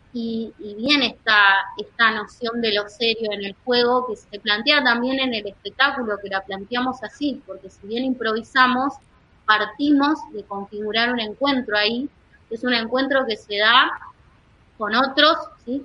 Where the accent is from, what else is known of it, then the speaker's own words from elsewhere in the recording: La Plata, Buenos Aires Province, Argentina; Yo vengo, nací en La Plata y vengo de una familia con tradición italiana muy fuerte